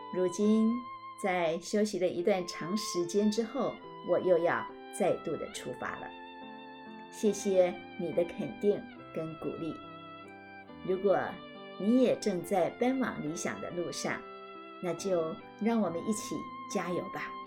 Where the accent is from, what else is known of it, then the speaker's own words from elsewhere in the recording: Madou, Tainan, Taiwan; 我从小生长在台湾的南部 在台南的麻豆乡下，那是我阿公的家